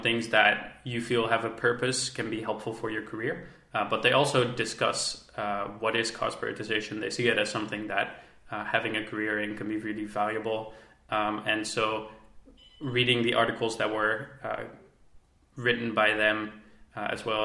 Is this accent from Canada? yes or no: no; Netherlands; I am from the Netherlands.